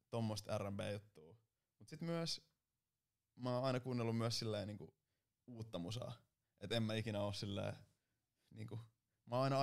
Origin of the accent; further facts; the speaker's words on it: Turku, Southwest Finland, Finland; No, oon mä ehtinyt asua vähän siellä täällä, mutta kyllä mä oon turkulainen.